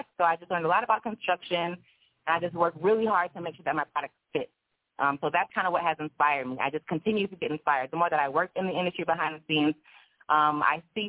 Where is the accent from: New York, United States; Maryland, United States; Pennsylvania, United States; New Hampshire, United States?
Maryland, United States; also born or lived in Baltimore, Maryland; now in Los Angeles, United States; I'm from the East Coast. I'm from Maryland